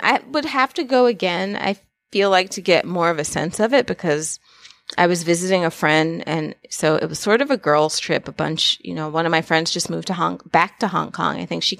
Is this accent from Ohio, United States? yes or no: no; New York, United States; So it's always interesting to travel as a New Yorker.